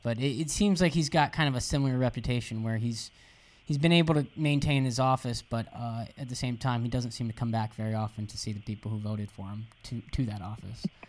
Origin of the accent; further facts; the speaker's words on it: Jacksonville, Florida, United States; I'm originally I, am from Jacksonville, Florida